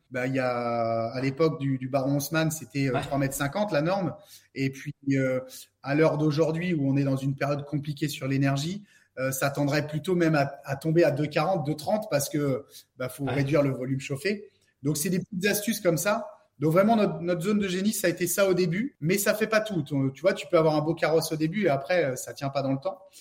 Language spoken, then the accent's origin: French; Saint-Brieuc, Brittany, France; moi je suis de Saint-Brieuc, donc c'est dans les Côtes d'Armor, dans le 22.